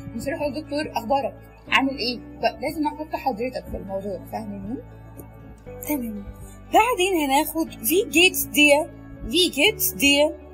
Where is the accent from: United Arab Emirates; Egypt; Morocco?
Egypt; عندنا في مصر